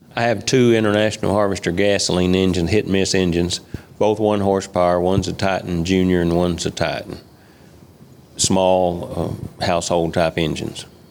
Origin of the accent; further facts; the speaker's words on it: Moscow, Kentucky, United States; also born or lived in Clinton, Kentucky; actually born in right around Moscow, Kentucky, which is about 20 miles north of here. Born and raised on a farm